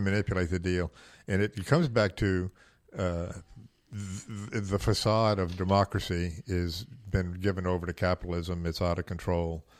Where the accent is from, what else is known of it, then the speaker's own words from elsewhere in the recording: the South, United States; I was raised in the South